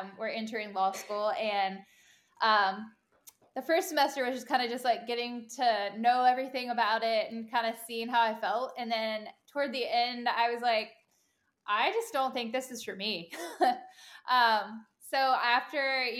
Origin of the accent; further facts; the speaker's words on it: Virginia, United States; moved away as an adult; now in Charlotte, United States; I am originally from Virginia. And lived there basically my whole life.